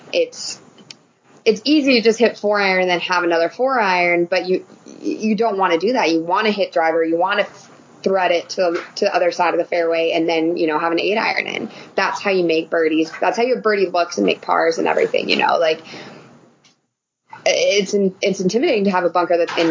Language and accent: English; Reno, Nevada, United States; I'm from Reno